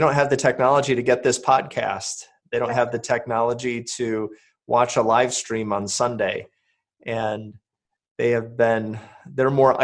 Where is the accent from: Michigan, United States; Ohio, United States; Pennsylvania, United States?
Michigan, United States; moved away as an adult; I was a teenager in my church growing up in Michigan